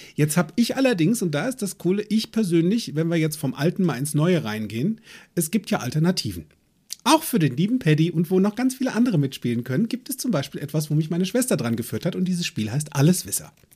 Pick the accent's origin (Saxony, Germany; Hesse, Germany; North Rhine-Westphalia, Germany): Hesse, Germany; Limburg an der Lahn; also born or lived in United States; bei uns in Limburg an der Lahn